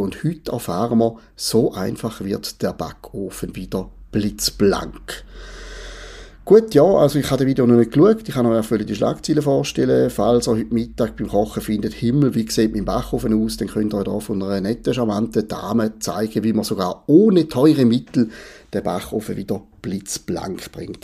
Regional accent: Switzerland; als Schweizer

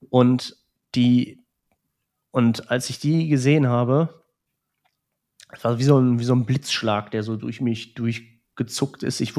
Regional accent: Transylvania, Romania; Jetzt, heute sage ich, ich komme aus Transsilvanien.

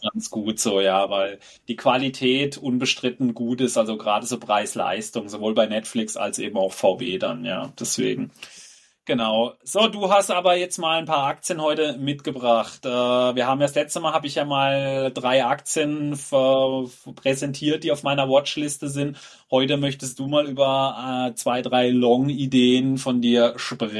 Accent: Germany; bei uns in Deutschland

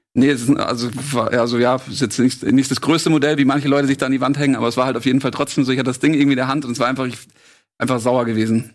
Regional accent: Munich, Bavaria, Germany; ich würde mich nicht als Schwabe äh, benennen, äh, sondern eigentlich als Münchner

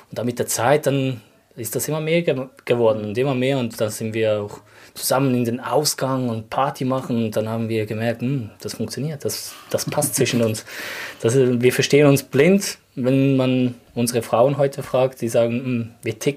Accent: Glarnerland, Glarus, Switzerland; moved away as an adult; now in Weesen, Switzerland; Ich komme aus dem, ursprünglich aus dem Glanerland. Äh, wohne seit zwei Jahren in Wesen. Bin 32.

